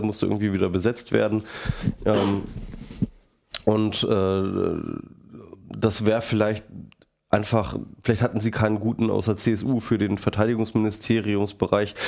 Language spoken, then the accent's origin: German; Hanover, Lower Saxony, Germany; moved away; In Hannover, meiner ehemaligen Heimatstadt. Ich komme aus Hannover übrigens. Ähm, bin da geboren worden